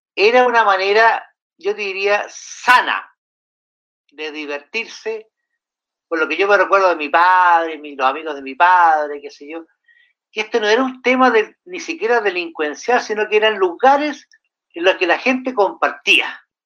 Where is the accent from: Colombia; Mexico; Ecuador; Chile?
Chile; Santiago, Santiago Metropolitan Region; moved away as an adult; now in Chillán, Chile; yo vengo de Santiago